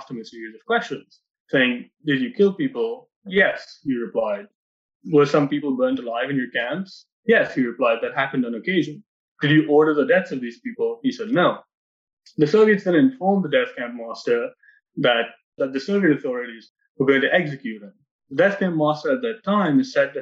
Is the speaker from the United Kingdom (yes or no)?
no; Mumbai, Maharashtra, India; now in Sitka, United States; I grew up in Bombay in India